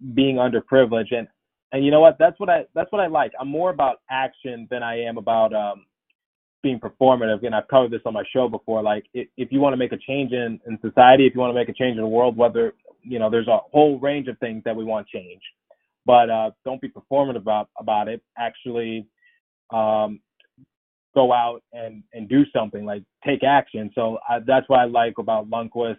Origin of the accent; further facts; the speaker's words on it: Philadelphia, Pennsylvania, United States; my hometown team, the uh, the Flyers